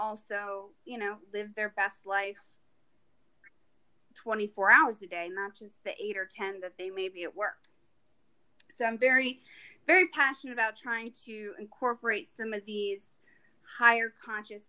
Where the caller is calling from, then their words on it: Rhode Island, United States; I'm calling in from Rhode Island